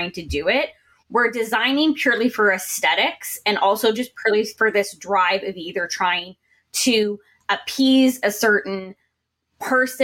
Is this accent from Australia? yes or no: no; Canada; I'm from Canada, but you know, North America as well